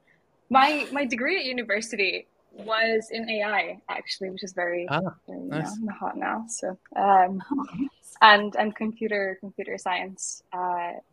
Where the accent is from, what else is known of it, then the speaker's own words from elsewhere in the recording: Lithuania; moved away; also born or lived in Spain / Edinburgh; I hail from Lithuania.